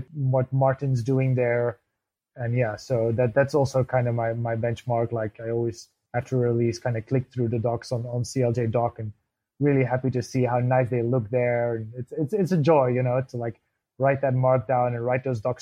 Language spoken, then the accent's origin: English; Belgium; moved away as an adult; now in Berlin, Germany; I'm from Belgium originally, but I've been based in Berlin for 6-7 years.